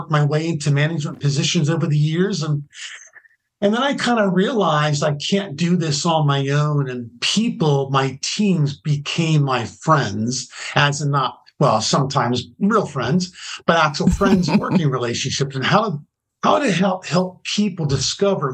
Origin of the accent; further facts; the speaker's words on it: New Jersey, United States; moved away as an adult; also born or lived in California; I grew up in New Jersey in a little community that's had 4,500 people in it.